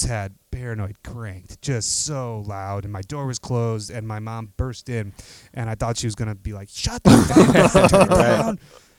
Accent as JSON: {"language": "English", "town": "Arlington Heights", "region": "Illinois", "country": "United States", "tie": "born or raised there", "said": "I grew up in the northwest suburbs, mostly of Illinois. A place called Arlington Heights"}